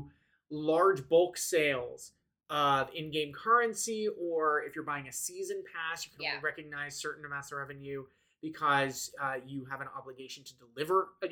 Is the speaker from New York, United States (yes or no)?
no; New Jersey, United States; I'm from Jersey